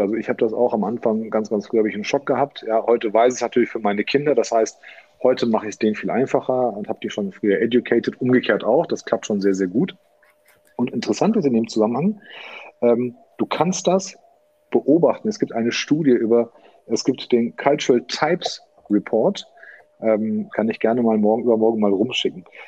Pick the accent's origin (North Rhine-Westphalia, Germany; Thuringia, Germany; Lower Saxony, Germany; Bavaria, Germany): North Rhine-Westphalia, Germany; Hagen; Ich bin hier geboren in Hagen.